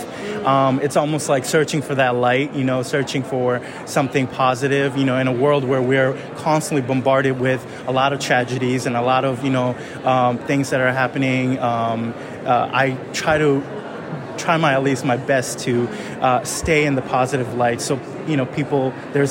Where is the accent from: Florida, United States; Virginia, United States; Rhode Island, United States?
Florida, United States; South; also born or lived in Rome, Italy / Bangladesh (ancestry); I was born in Rome and my parents are from Bangladesh and I grew up in South Florida